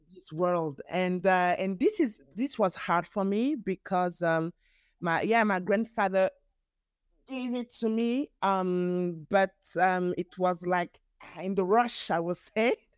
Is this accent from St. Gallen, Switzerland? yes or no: no; Geneva, Switzerland; first language French; English is a second language; also born or lived in Bern; My father is um, from mm-hmm. Nigeria and my mother from Angola, but I was born in Geneva, in Switzerland